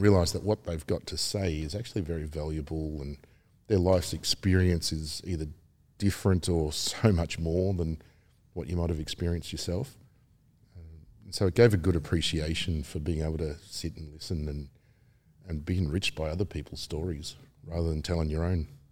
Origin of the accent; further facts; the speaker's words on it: Melbourne, Victoria, Australia; teenage years being a lot of fun growing up in Melbourne.